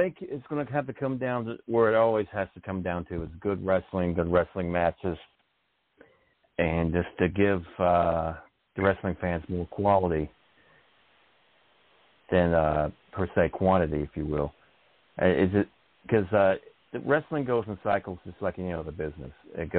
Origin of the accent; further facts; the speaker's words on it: Canada; being a Canadian